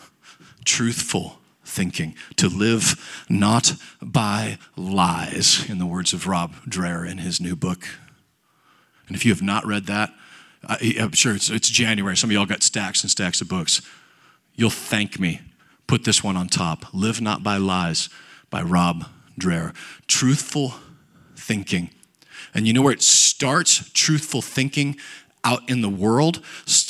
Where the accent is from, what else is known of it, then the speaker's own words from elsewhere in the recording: United States; I grew up in Nebraska, Kansas